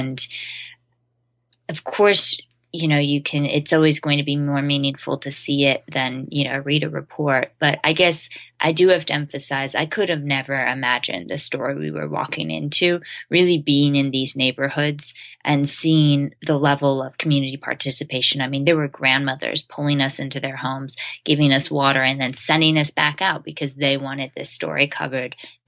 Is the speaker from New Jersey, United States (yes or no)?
no; Idaho, United States